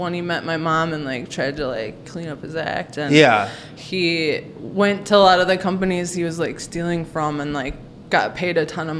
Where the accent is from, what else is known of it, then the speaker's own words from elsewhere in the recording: St. Louis Park, Minnesota, United States; I grew up in like St. Louis Park, first tier suburb of Minneapolis.